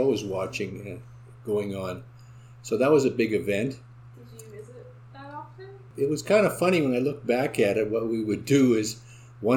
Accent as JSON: {"language": "English", "town": "Selkirk", "region": "Manitoba", "country": "Canada", "tie": "born or raised there", "also_born_or_lived": "Winnipeg, Canada", "lives_now": "St. Andrews, Canada", "said": "I was born and raised in Selkirk"}